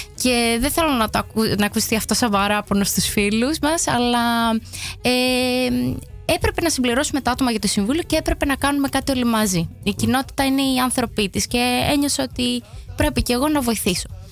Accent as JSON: {"language": "Greek", "town": "Heraklion", "region": "Crete", "country": "Greece", "also_born_or_lived": "Agios Thomas / Amsterdam, Netherlands", "moved": "as an adult", "lives_now": "Netherlands", "said": "Εγώ είμαι από την Κρήτη, από το Ηράκλειο"}